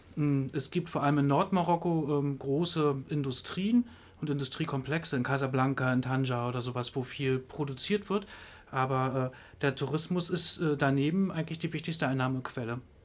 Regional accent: Greifswald, Mecklenburg-Vorpommern, Germany; ich komme aus Greifswald

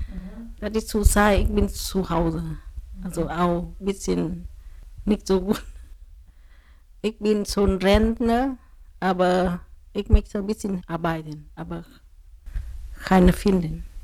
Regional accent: Vietnam; German is a second language; now in Greifswald, Germany; Ich komme aus Vietnam. Ich spreche Vietnamesisch und ein bisschen Deutscher und Susi. Ähm, ich ähm, vor langer Zeit ich nach Deutschland gezogen

